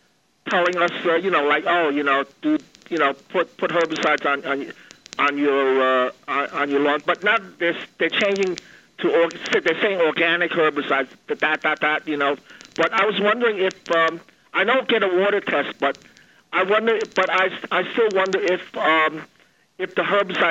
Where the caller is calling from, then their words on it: New Jersey, United States; I'm 14 miles from the Pennsylvania border in northern New Jersey.